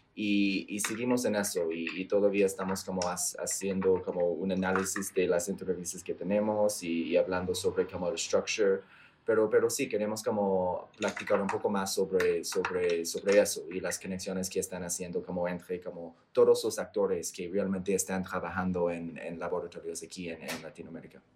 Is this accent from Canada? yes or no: yes; Canada; Spanish is a second language; now in Colombia; estoy de Canadá